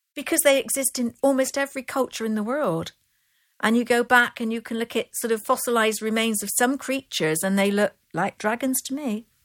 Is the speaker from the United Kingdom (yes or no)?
yes; Bristol, South West England, United Kingdom; accent: Bristol; now in Glastonbury, United Kingdom; I was born and raised in Bristol, which is about twenty-five miles up the road.